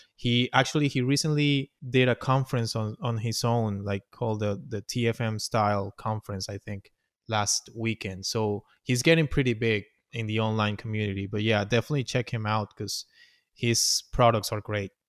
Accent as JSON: {"language": "English", "country": "Venezuela", "also_born_or_lived": "Orlando", "second_language": "English", "moved": "as an adult", "lives_now": "United States", "said": "I came here to the United States. I'm from Venezuela, and I came here in, uh, twenty ten"}